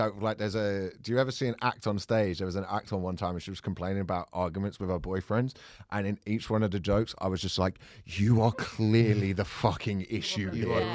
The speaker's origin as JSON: {"language": "English", "area": "Fulton Heath", "region": "England", "country": "United Kingdom", "tie": "born or raised there", "said": "where I grew up in Fulton Heath, I found myself in quite middle class. It was quite a violent area"}